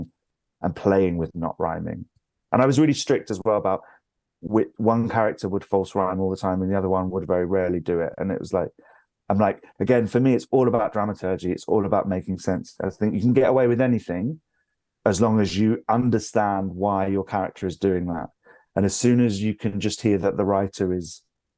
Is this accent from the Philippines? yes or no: no; London, United Kingdom; moved away as an adult; now in York, United Kingdom; I'm from London. I've lived there all of my life, apart from when I was at drama school